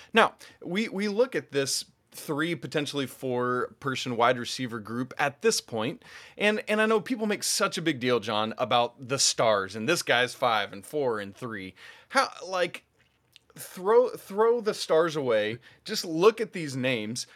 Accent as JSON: {"language": "English", "region": "Georgia", "country": "United States", "tie": "born or raised there", "said": "my home state of Georgia"}